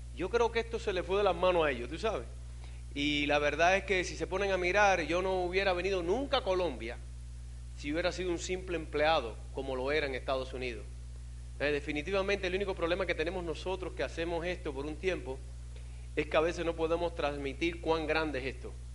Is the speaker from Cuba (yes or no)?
yes; Cuba; moved away as an adult; also born or lived in Miami; yo vine en balsa de Cuba